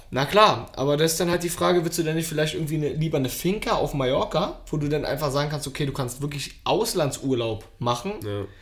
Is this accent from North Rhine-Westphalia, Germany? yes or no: no; Berlin, Germany; selber als Berliner